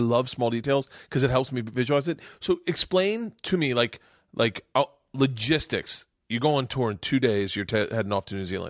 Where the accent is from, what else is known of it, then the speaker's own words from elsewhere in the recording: Tampa, Florida, United States; Fucking Florida. Me and Segura both are Florida boys.